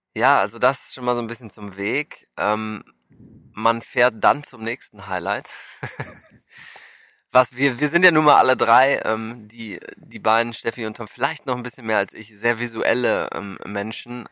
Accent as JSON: {"language": "German", "country": "Germany", "moved": "yes", "lives_now": "United States", "said": "wir als Deutsche"}